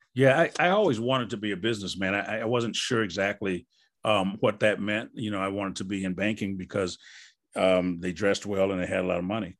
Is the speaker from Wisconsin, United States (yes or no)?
yes; Wisconsin, United States; moved away; I'm from Wisconsin.